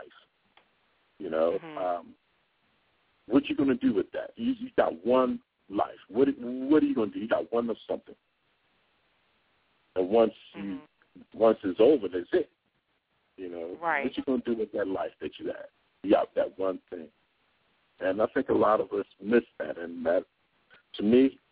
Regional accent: Baltimore, Maryland, United States; I grew up in Baltimore

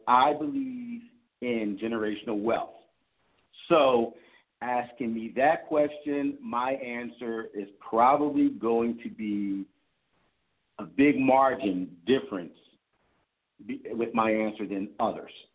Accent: Philadelphia, Pennsylvania, United States; I'm from Philadelphia

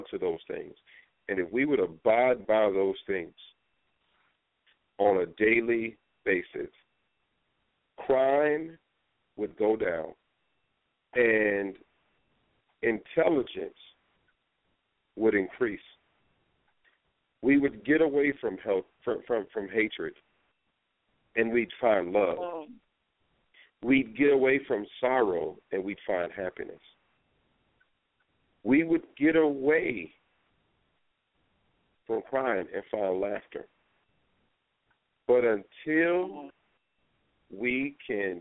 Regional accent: Norfolk, Virginia, United States; That's where I grew up. I grew up in Norfolk, born and raised

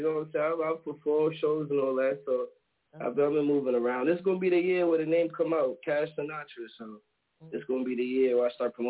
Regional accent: New York, United States; now in Rockford, United States; I'm in Illinois right now. I hail from New York. Oh, but I'm in the Midwest right now in Rockford.

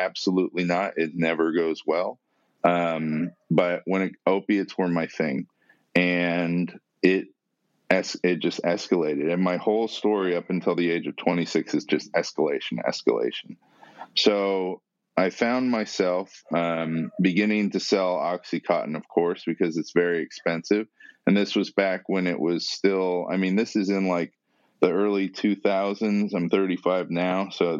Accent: San Diego, California, United States; born there; I was born in San Diego, mostly a normal life. And, you know, we moved around a lot.

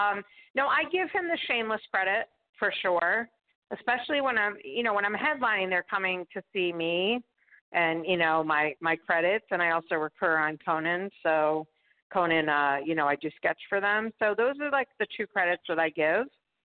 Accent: Marblehead, Massachusetts, United States; moved away as an adult; also born or lived in New York; now in Los Angeles, United States; I'm originally from Boston

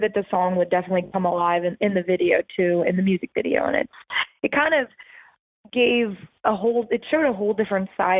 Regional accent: right outside of the Philadelphia area, Pennsylvania, United States; I grew up in right outside of the Philadelphia area

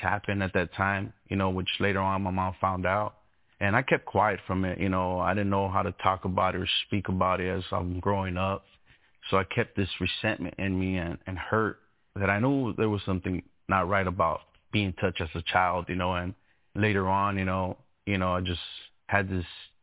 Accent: Inland Empire, California, United States; born or raised there; also born or lived in Los Angeles, California

